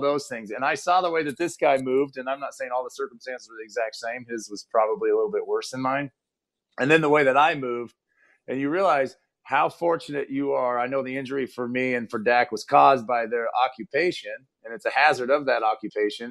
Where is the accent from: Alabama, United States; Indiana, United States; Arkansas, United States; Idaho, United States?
Idaho, United States; Fruitland; I coach both JV and varsity in my hometown, Fruitland, Idaho.